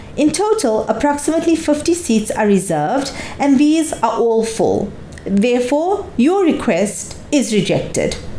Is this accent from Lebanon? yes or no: yes; Lebanon; I was born in Lebanon and I consider Lebanon to be my country